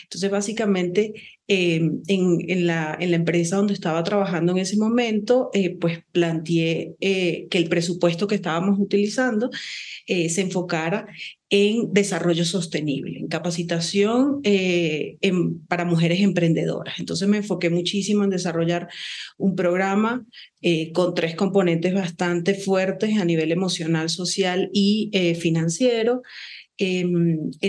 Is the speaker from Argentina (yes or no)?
no; Venezuela; now in Ecuador; yo soy venezolana